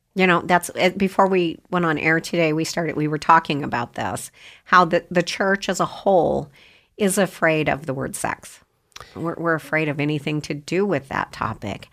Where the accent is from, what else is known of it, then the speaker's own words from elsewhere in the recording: Idaho, United States; I'm from Idaho. I, yeah, I've been here since I was two